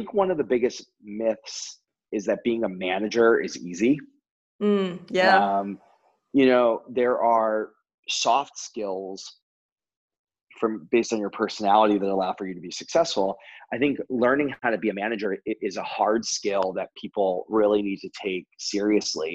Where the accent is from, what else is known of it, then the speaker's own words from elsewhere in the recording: New Jersey, United States; now in New York, United States; I grew up in New Jersey, on down in the Jersey Shore, and not like the TV show, but really in a small beach town in South Jersey